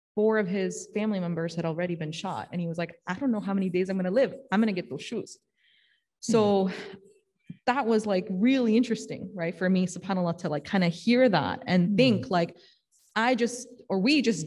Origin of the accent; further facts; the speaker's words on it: Chicago, Illinois, United States; also born or lived in Morton Grove; I grew up in Chicago and then we moved to Morton Grove.